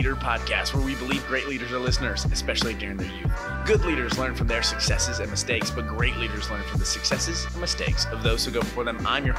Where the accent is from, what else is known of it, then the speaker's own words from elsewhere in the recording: Branson, Missouri, United States; I grew up in Branson.